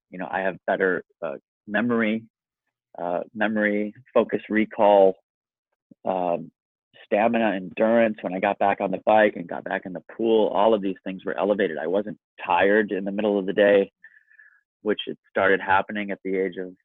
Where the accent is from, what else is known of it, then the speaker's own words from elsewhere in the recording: Kerala, India; And, and I am from Kerala, India, and I work directly in this world.